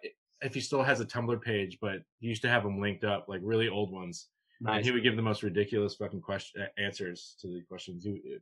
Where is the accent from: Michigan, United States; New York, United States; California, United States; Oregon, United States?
New York, United States; New York City; born there; Yeah, I mean, I'm kind of from New York. I was born in New York